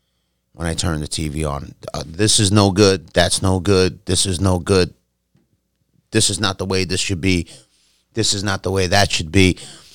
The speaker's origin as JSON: {"language": "English", "town": "New York City", "region": "New York", "country": "United States", "tie": "born or raised there", "said": "When I was growing up on Arthur Avenue, like I told you, man, it was like a little melting pot there."}